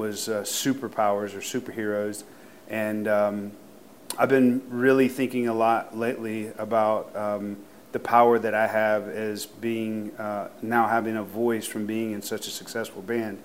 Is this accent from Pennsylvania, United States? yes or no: no; Thomaston, Georgia, United States; growing up in Thomaston was really an interesting experience.